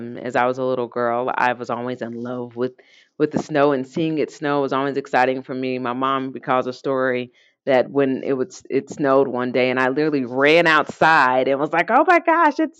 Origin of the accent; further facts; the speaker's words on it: Indiana, United States; moved away as an adult; now in Colorado, United States; I moved out here in Indiana